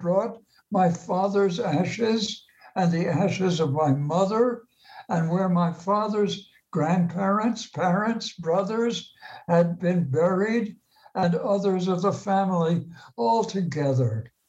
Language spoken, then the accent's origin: English; Maplewood, New Jersey, United States; I grew up in Maplewood nearby